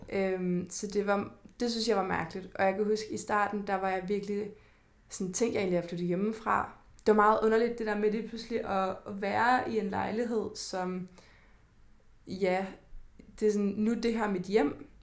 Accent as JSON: {"language": "Danish", "town": "Kalundborg", "region": "Zealand", "country": "Denmark", "tie": "born or raised there", "moved": "as an adult", "lives_now": "Copenhagen, Denmark", "said": "jeg flyttede ret hurtigt fra Kalundborg til mm. København"}